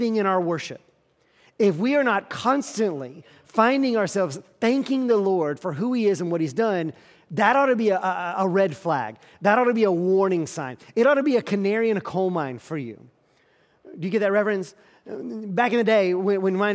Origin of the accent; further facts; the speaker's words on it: the South, United States; I grew up in the South, we are a polite people